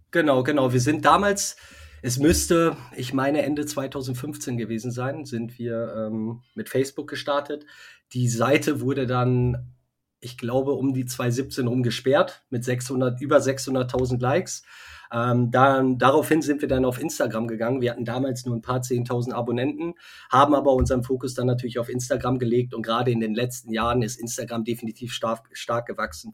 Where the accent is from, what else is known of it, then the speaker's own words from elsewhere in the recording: Westmünsterland, North Rhine-Westphalia, Germany; wir kommen aus dem Westmünsterland, ja, aus okay. der Nähe, ähm, sind aber äh, bald auch in Köln ansässig